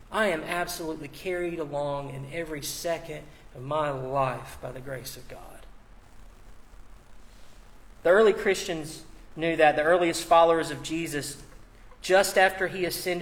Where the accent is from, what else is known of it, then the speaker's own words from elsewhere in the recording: United States; as an American. I've imbibed, as someone who grew up here, has lived here, all the values